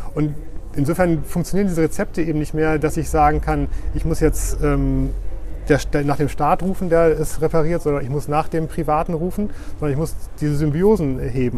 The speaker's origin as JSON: {"language": "German", "town": "Oldenburg", "region": "Lower Saxony", "country": "Germany", "also_born_or_lived": "Heidelberg / Berlin", "moved": "as an adult", "lives_now": "Bremen, Germany", "said": "als Oldenburger"}